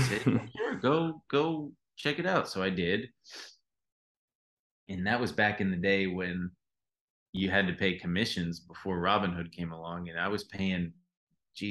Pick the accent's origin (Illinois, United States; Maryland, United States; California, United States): California, United States; Long Beach; now in Los Angeles, United States; I'm from Long Beach